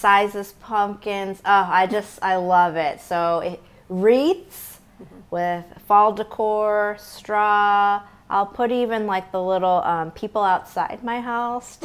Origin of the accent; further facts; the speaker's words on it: outside St. Louis, Missouri, United States; I grew up outside St. Louis.